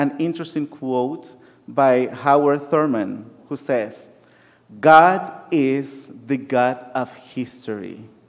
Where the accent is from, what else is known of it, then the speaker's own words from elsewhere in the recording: Nicaragua; moved away; Growing up in Nicaragua